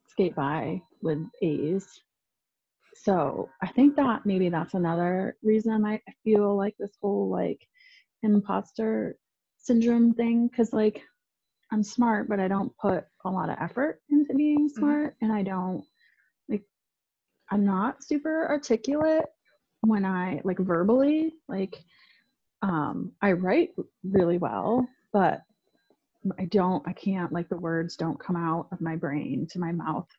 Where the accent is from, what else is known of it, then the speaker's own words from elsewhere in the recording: outside Syracuse, New York, United States; moved away as an adult; also born or lived in Denver, Colorado; or well, outside of Syracuse, New York, in like a really small town